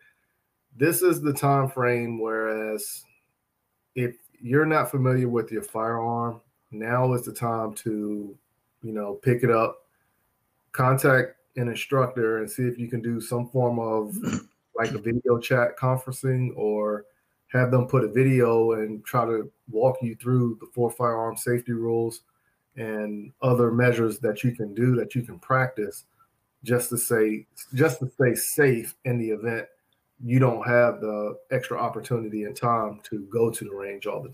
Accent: Charlotte, North Carolina, United States; my neighborhood where I grew up at in Charlotte

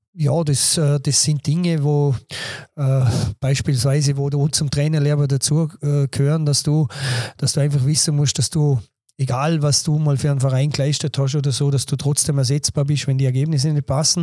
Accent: Bregenz, Vorarlberg, Austria; accent: Vorarlbergerisch; moved away as an adult; now in Dornbirn, Austria; bin zwar gebürtiger Bregenzer und, und habe da eigentlich auch meine ganze Jugend verbracht

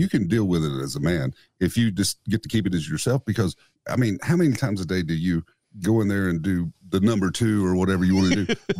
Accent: the South, United States; also born or lived in Nashville; now in East Tennessee, United States; I grew up in the South.

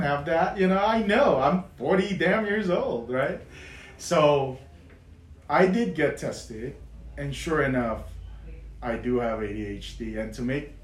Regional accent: Philippines; now in United States; I didn't grow up here. I grew up in the Philippines

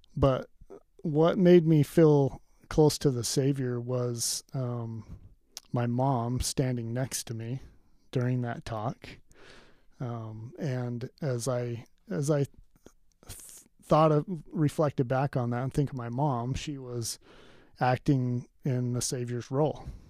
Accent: Pleasant Grove, Utah, United States; I grew up in Pleasant Grove, Utah.

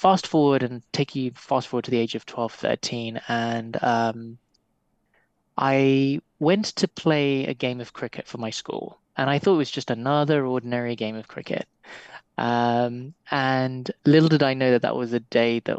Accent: Nairobi, Kenya; grew up in the, let's just call it the humble part of Nairobi.

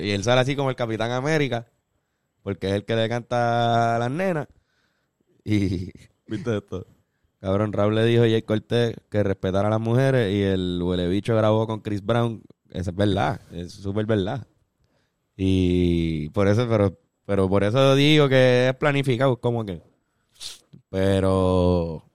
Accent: Puerto Rico; Nosotros como puertorriqueños

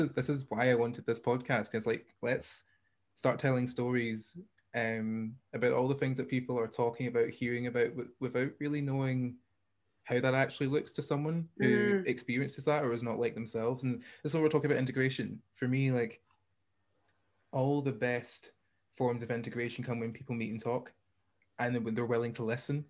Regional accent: Hamilton, Scotland, United Kingdom; accent: Scottish; also born or lived in Bellshill / China; if they want to know where I was born, I'd be like, Bill's Hill. And if they say, where did you grow up? I'd say, Hamilton.

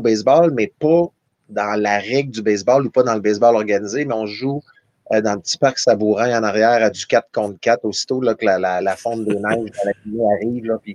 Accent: Val-d'Or, Quebec, Canada; moved away; Je suis de Val d'Or, une famille de quatre enfants

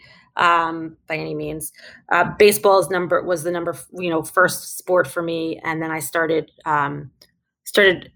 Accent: New York City, New York, United States; also born or lived in Manhattan, New York; I'm a New Yorker. I'm born and raised in Brooklyn. And you may hear that come out as we talk more

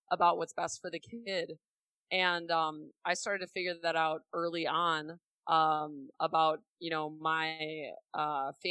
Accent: Milwaukee, Wisconsin, United States; I grew up in Milwaukee, Wisconsin from the Midwest.

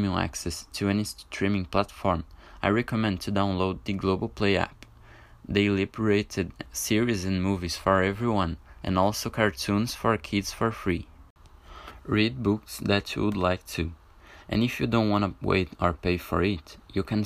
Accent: Brazil; English is a second language; I'm from Brazil

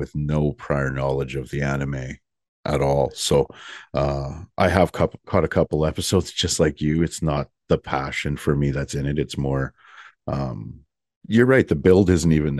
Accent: Canada; I'm from Canada.

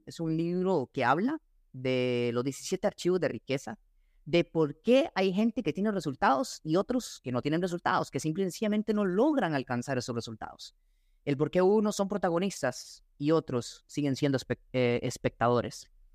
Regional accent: Costa Rica; soy costarricense

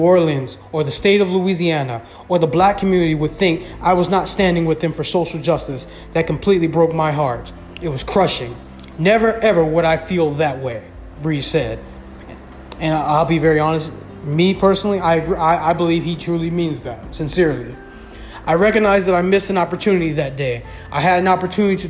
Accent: Venezuela; now in United States; I'm an immigrant myself. I come from Venezuela

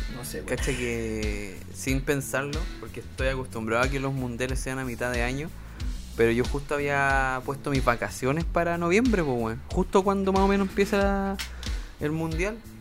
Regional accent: Chile; siendo chileno

